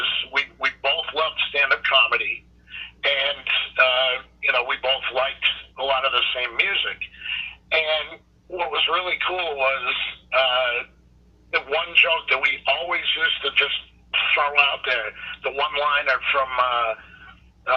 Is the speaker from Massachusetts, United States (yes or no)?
yes; Dover, Massachusetts, United States; I grew up in Dover, Massachusetts.